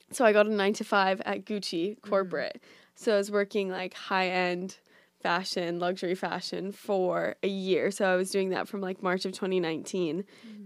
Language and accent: English; Orange County, California, United States; moved away as an adult; also born or lived in Boulder, Colorado / New York City; now in New York, United States; I'm from California. So, I grew up in Orange County